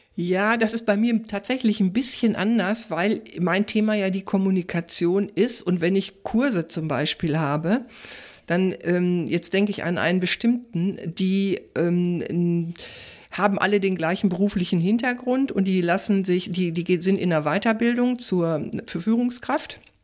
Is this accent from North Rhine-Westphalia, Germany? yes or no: yes; Ruhr area, North Rhine-Westphalia, Germany; ich komme ja aus dem Ruhrgebiet